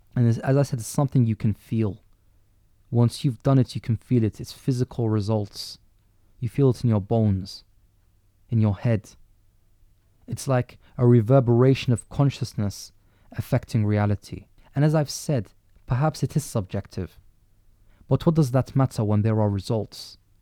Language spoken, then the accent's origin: English; London, United Kingdom; as a Londoner